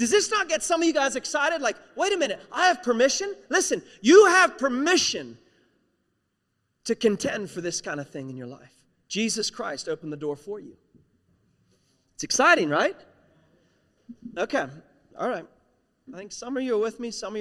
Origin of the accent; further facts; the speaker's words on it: West Virginia, United States; I'm a nobody from West Virginia. It's one of the poorest states in the United States of America